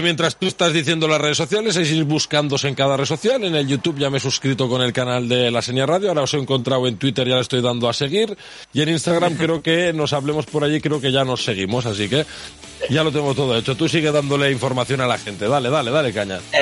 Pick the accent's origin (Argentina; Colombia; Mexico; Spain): Spain; southern Catalonia; nuestro pueblo, aquí en el sur de Cataluña